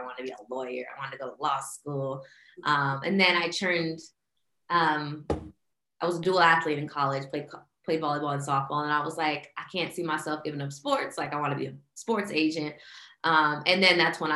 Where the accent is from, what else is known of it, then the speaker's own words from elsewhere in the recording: Hayward, California, United States; moved away as an adult; also born or lived in Newark, California / Tracy, California; now in Atlanta, United States; I'm originally from Hayward, California, Bay Area. Moved out of the Bay to go to school in Atlanta on a volleyball scholarship